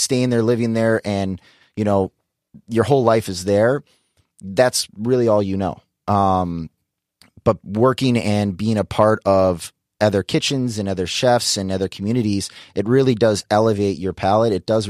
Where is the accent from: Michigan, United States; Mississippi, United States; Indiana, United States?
Michigan, United States; Detroit; You know, I grew up in the Midwest in Detroit. Back then, Detroit, you know, wasn't this food mecca.